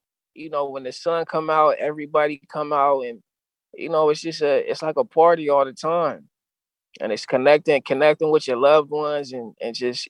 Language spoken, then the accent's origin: English; San Diego, California, United States; I've just always talked about my experiences in San Diego, growing up in San Diego